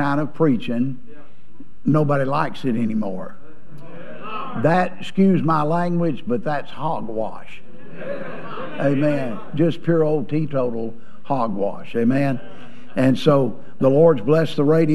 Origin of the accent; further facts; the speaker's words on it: Georgia, United States; also born or lived in Alabama; I was born in Alabama and raised in Georgia